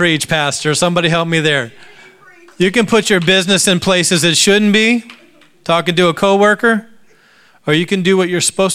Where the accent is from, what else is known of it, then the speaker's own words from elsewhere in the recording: United States; We are American.